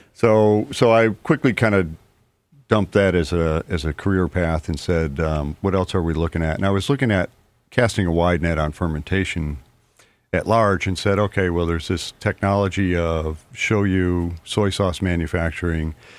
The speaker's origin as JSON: {"language": "English", "town": "Liverpool", "region": "New York", "country": "United States", "tie": "born or raised there", "also_born_or_lived": "San Francisco Bay Area, California", "moved": "as an adult", "lives_now": "Mystic, United States", "said": "I grew up in Liverpool outside of Syracuse"}